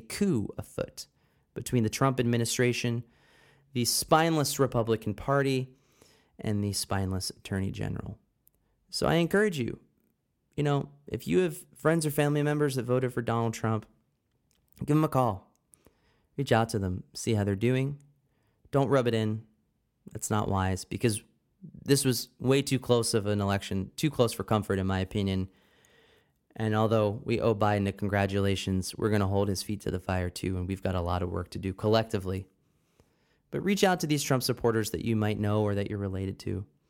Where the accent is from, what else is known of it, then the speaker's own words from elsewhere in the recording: Pennsylvania, United States; my home state, the sometimes great state, other times terrible state of Pennsylvania